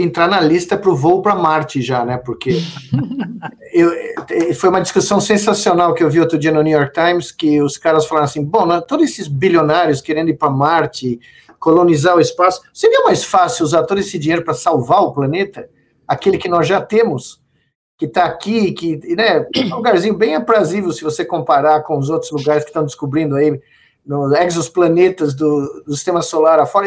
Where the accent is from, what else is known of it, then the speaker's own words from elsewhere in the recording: Brazil; como brasileiro